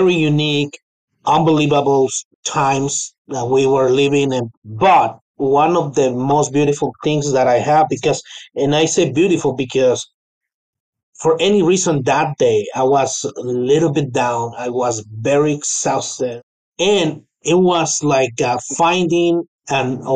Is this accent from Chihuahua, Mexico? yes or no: yes; Chihuahua, Mexico; moved away as an adult; now in United States; So I was born and raised in Chihuahua capital